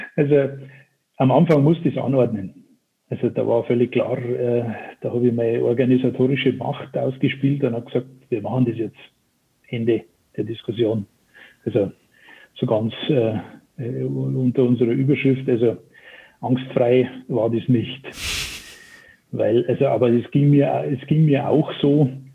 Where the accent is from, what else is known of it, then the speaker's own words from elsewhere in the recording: Chiemsee, Upper Bavaria, Germany; ihr werdet meiner Sprache entnehmen können, dass ich kein gebürtiger Hamburger bin, sondern äh, eher weit, weiter südlich äh, das Licht der Welt erblickt habe, in Oberbayern, um genau zu sein, am Chiemsee.